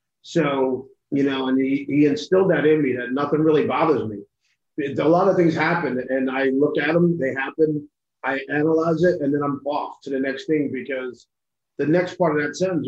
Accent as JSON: {"language": "English", "town": "Hillside", "region": "New Jersey", "country": "United States", "tie": "born or raised there", "said": "I grew up in Hillside, New Jersey."}